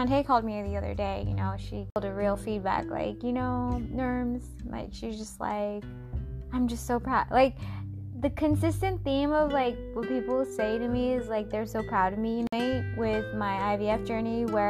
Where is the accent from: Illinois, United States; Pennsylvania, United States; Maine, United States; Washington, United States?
Washington, United States; Seattle; Seattle, which is my hometown